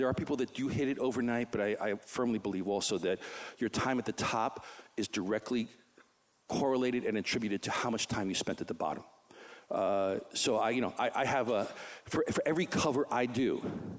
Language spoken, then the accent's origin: English; New York City, New York, United States; in my neighborhood where I grew up in Queens